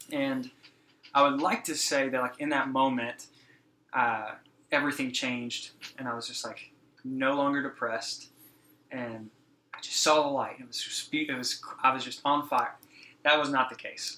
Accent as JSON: {"language": "English", "region": "Texas", "country": "United States", "tie": "born or raised there", "said": "I was born and raised here in Texas, um, just down the road from from here in Fort Worth."}